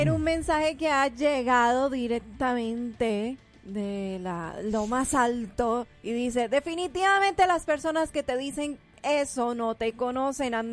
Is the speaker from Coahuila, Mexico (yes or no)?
no; Durango, Mexico; Como mexicano me encanta mi música norteña y soy del norte de México